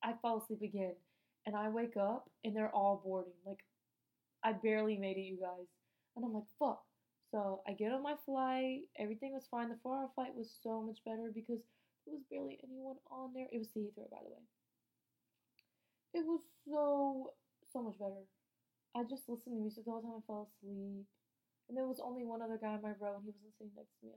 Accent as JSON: {"language": "English", "country": "United States", "said": "I'm American, too"}